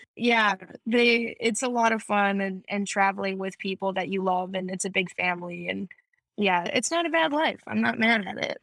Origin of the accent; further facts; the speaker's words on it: Michigan, United States; moved away as an adult; now in California, United States; I, we grew up in Michigan